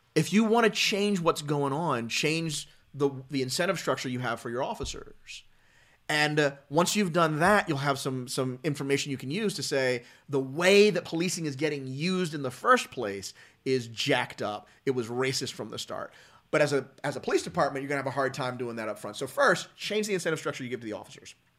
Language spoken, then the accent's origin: English; Philadelphia, Pennsylvania, United States; growing up, um, as a, as a black guy, um, from Philly and the suburbs